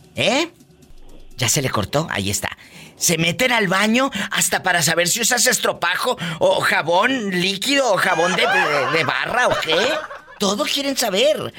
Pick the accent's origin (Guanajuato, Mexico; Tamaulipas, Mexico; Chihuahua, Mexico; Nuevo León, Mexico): Tamaulipas, Mexico; Matamoros; yo vivo, mi, tierra es Matamoros, Tamaulipas